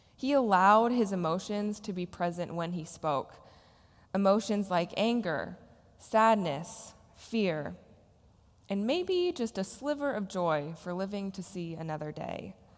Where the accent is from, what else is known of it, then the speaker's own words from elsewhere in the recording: Nebraska, United States; moved away as an adult; also born or lived in New Orleans; I had just moved from my hometown in Nebraska to New Orleans.